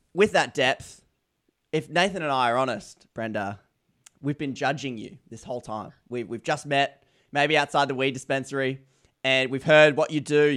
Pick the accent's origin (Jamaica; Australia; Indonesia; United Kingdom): Australia; as an Australian